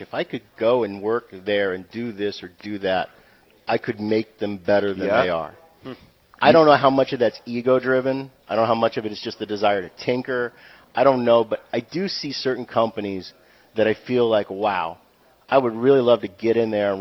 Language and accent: English; New Hampshire, United States; ultimately, I'm from New Hampshire. New Hampshire's home.